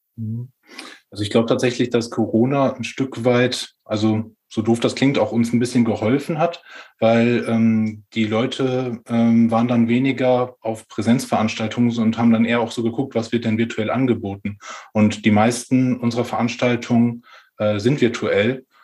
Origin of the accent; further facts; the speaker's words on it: Ahaus, North Rhine-Westphalia, Germany; also born or lived in Magdeburg; ich komme äh, ursprünglich aus Ahaus, das ist im Münsterland